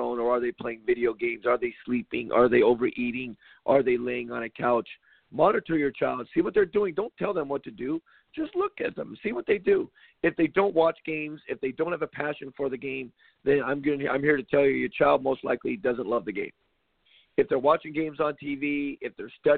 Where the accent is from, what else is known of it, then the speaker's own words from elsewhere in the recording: Compton, California, United States; Growing up in Compton, California, running around like a psycho